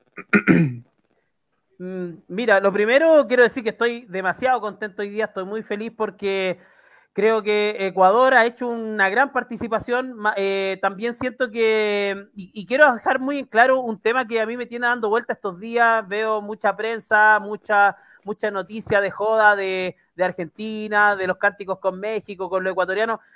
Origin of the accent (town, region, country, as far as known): Chile